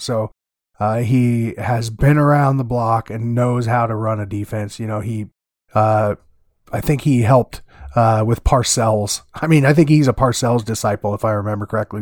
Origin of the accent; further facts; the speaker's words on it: Iowa, United States; he played college football here in my home state.